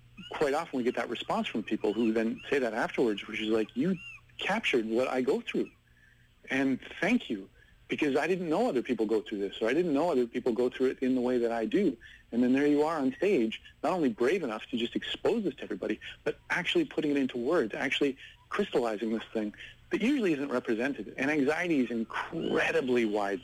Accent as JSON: {"language": "English", "town": "Vancouver", "region": "British Columbia", "country": "Canada", "tie": "born or raised there", "also_born_or_lived": "Victoria", "said": "growing up in Vancouver"}